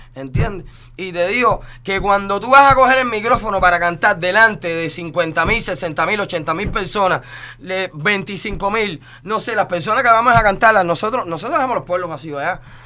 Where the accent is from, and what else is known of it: Cuba; now in Miami, United States